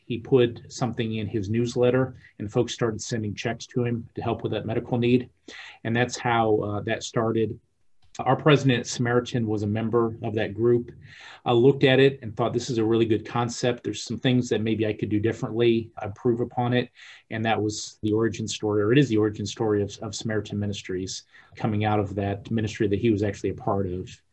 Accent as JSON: {"language": "English", "town": "Peoria", "region": "Illinois", "country": "United States", "said": "I'm from Peoria, land of Caterpillar tractors"}